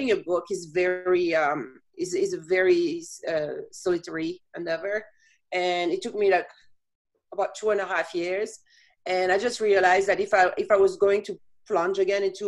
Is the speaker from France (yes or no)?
yes; France; moved away as an adult; now in Chicago, United States; I was born and raised in France and moved to Chicago in 1998 after having lived in several countries.